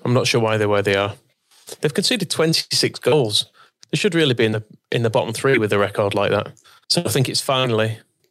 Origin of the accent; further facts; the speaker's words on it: Wakefield, Yorkshire and the Humber, United Kingdom; I'm from Wakefield